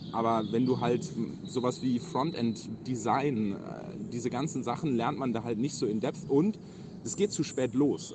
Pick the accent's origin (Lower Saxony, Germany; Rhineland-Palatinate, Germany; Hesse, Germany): Rhineland-Palatinate, Germany; moved away as an adult; now in Hamburg, Germany; ich komme aus Rheinland-Pfalz